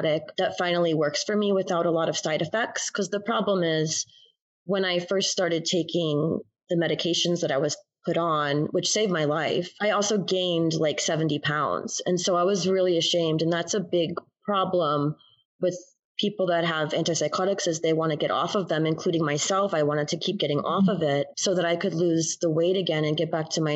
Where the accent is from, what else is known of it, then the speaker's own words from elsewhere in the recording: New Jersey, United States; moved away as an adult; now in Tulsa, United States; I'm originally from New Jersey, moved here in 2009